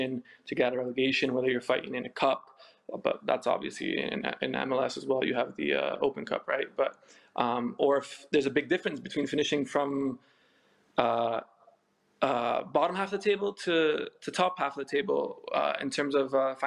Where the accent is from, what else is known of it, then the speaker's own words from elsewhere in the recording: United States; moved away; I'm born and raised in America. My whole family's from Poland. My parents were born in Poland and we speak Polish at home